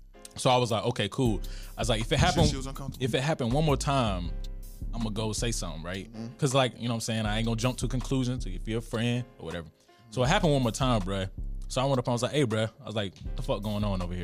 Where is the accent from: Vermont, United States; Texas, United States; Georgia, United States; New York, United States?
Georgia, United States; I'm from Georgia